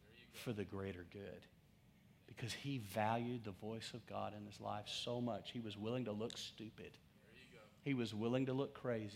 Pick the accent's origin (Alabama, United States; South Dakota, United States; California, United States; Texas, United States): Texas, United States; West; growing up in West Texas